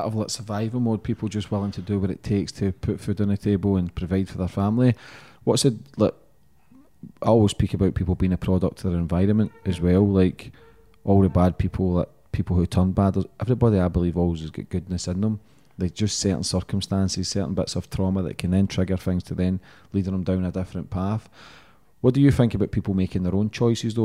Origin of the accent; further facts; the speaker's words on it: Glasgow, Scotland, United Kingdom; where I grew up in Glasgow